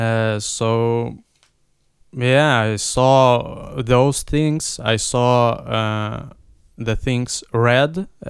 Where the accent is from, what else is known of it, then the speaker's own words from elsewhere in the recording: Vilnius, Vilnius County, Lithuania; English is a second language; also born or lived in Ukraine; But yeah, I came from Ukraine, but I don't remember Ukrainian. I speak for a long time Russian, but now I'm speaking English and Lithuanian.